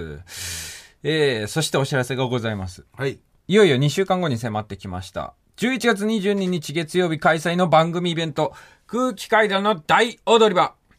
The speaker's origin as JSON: {"language": "Japanese", "region": "Okayama", "country": "Japan", "tie": "born or raised there"}